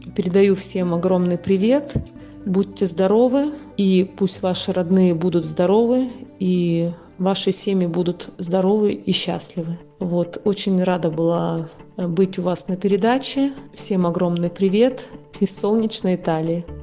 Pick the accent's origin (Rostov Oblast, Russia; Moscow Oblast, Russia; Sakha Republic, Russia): Sakha Republic, Russia; Yakutia; now in Italy; приехать в мой родной город, в республику